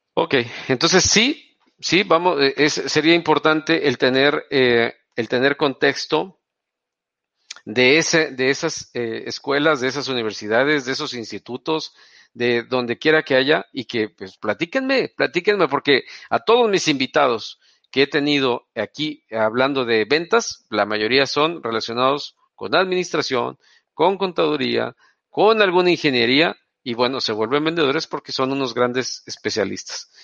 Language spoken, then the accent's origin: Spanish; Tampico, Tamaulipas, Mexico; also born or lived in Veracruz; now in Monterrey, Mexico; yo no soy de Monterrey, soy de Tampico